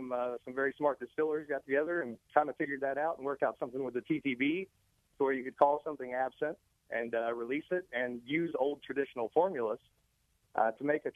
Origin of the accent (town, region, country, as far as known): southern Indiana, United States